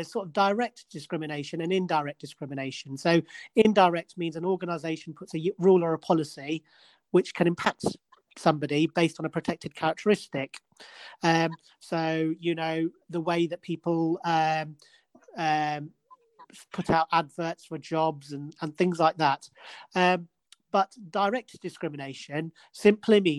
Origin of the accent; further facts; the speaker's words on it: Edinburgh, Scotland, United Kingdom; I'm from Edinburgh, you know, that's where I was born.